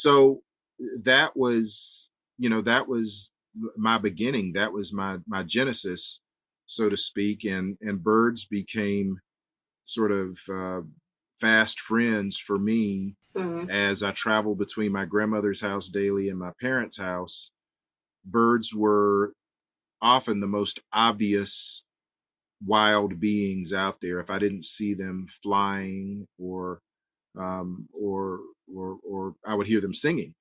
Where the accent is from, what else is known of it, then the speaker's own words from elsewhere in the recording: Edgefield, South Carolina, United States; I grew up in Edgefield, South Carolina